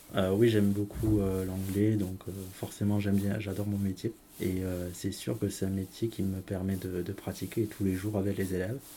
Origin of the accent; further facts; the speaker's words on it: southern France, France; accent: southern; j'ai un accent euh, du sud. C'est-à-dire que je suis né, quand euh, j'ai vécu euh, longtemps dans le sud, donc c'est là d'où vient mon accent